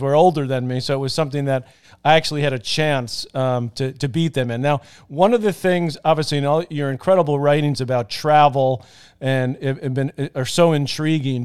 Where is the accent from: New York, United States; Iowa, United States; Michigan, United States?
New York, United States; New York City; we used to play ping pong in our basement garage growing up in Douglaston, Queens